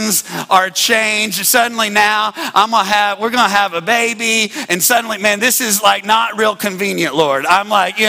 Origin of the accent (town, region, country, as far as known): Midland, Texas, United States; born or raised there; moved away as an adult